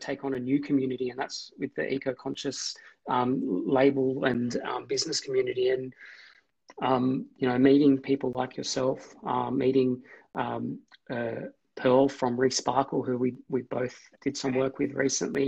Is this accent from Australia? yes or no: yes; Australia; we're an Australian Lebanese family